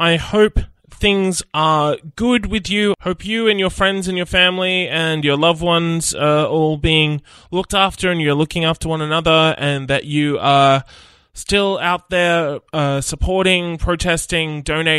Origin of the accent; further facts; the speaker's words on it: Nowra, New South Wales, Australia; our collective upbringing, growing up in Nowra